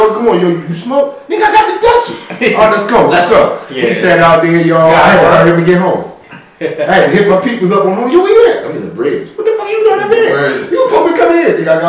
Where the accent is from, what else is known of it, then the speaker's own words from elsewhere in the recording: Baltimore, Maryland, United States; also born or lived in Brooklyn, New York; Born and raised here